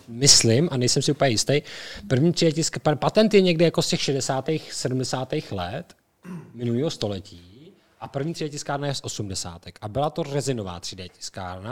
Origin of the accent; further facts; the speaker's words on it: Czechia; my jsme Češi